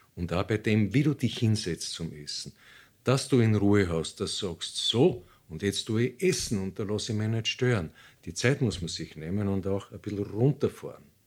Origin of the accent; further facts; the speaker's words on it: Austria; bei uns in Österreich